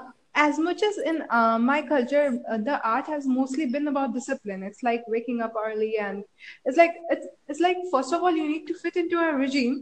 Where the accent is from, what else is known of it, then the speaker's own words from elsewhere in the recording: India; I'm from India.